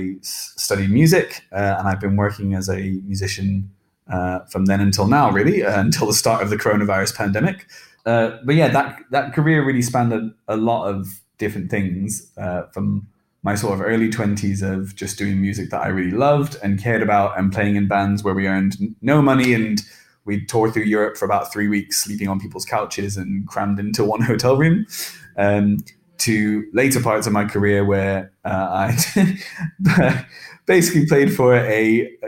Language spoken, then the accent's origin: English; England, United Kingdom; accent: English; I'm just going to speak in my English accent